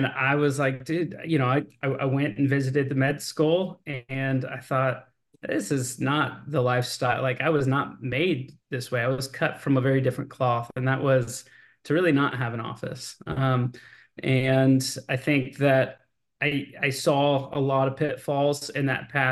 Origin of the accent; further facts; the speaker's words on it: Austin, Texas, United States; Born and raised in Austin, Texas